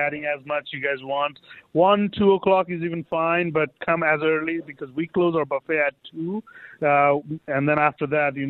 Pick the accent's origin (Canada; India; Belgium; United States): India; Yes, with the vegetables, you know, when you cook our veggie curries or anything, we have peas curry, you know, but not with our rice, you know.